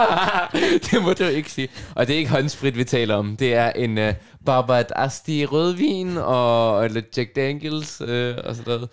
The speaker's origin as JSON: {"language": "Danish", "town": "Copenhagen", "region": "Capital Region of Denmark", "country": "Denmark", "tie": "born or raised there", "first_language": "Russian and Arabic", "second_language": "Danish", "said": "jeg er født og opvokset på Nørrebro i København"}